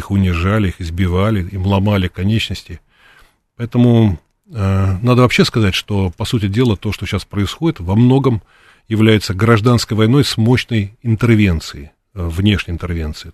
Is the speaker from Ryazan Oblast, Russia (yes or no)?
no; Moscow, Russia; я из России, из Москвы